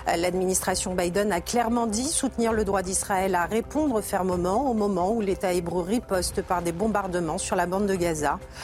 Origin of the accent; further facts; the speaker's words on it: France; moi je réside en France, je suis française, je suis attachée à ce pays